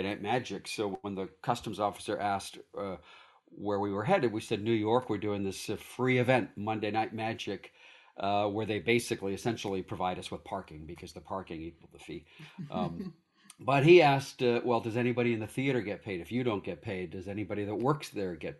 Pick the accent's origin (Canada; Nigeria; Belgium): Canada; moved away as an adult; now in United States; I was born in Canada. I'm a Canadian by birth.